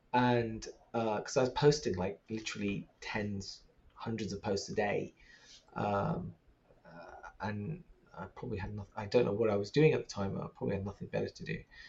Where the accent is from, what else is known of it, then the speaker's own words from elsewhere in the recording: Pakistan; Like this intersectionality of being trans and being a Muslim and being Pakistani and being a person of color.